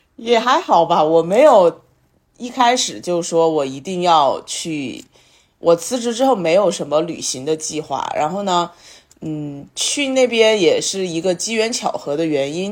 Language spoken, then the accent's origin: Chinese; China; 以我们内地人的一些想法来说